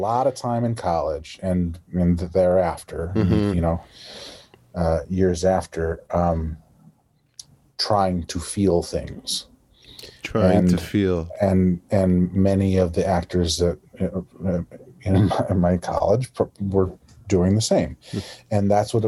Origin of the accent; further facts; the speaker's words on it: Iowa, United States; accent: Midwestern; moved away as an adult; now in New York City, United States; my own accent, my Midwestern accent, the hard A's